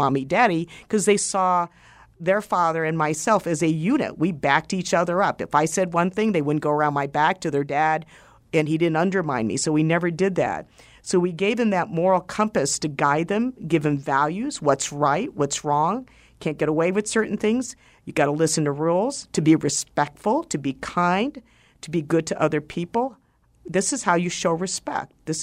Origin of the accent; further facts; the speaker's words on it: Washington, District of Columbia, United States; also born or lived in San Francisco; now in Arizona, United States; I grew up in Washington, D.C. in the mid-1960s during the Civil Rights Movement